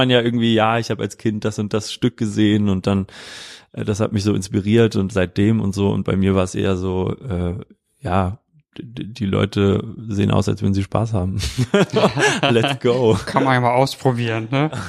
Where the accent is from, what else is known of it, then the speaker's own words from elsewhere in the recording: Wiesbaden, Hesse, Germany; kann ich mich eigentlich nur so daran erinnern, was ich so in meiner Jugend gemacht habe in Wiesbaden.